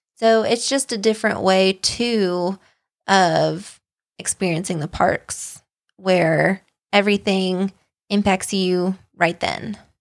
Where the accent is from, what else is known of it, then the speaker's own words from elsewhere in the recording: United States; moved away as an adult; also born or lived in Kansas / Tennessee; I grew up in Kansas and then Tennessee, where tornadoes run rampant